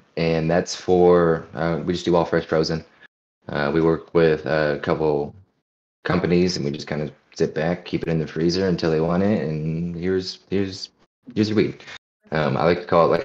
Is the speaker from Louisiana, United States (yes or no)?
no; Southern Oregon, United States; moved away; I'm originally from Southern Oregon